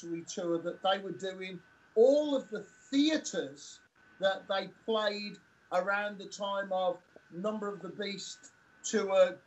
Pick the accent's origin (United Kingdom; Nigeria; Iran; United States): United Kingdom; Birmingham, West Midlands; also born or lived in Tamworth; I was born in Birmingham and I moved to Tamworth in my teenage years